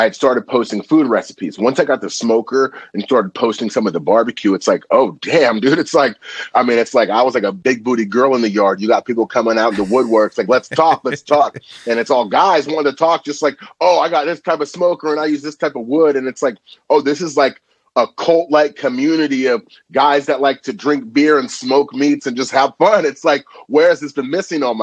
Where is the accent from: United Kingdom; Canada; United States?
United States; Napa, California; also born or lived in Vallejo, California; I grew up in Napa, California. Now I live in Vallejo